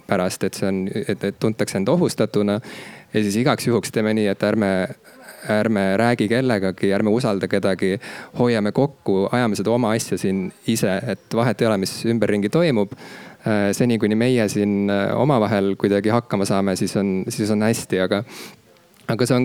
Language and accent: Estonian; Estonia; ise ma samuti nagu ei eeldaks esimese asjana, et ma olen eestlane, kui ma näeksin iseennast tänaval kõndimas, samas mul nagu mingit muud identiteeti ei ole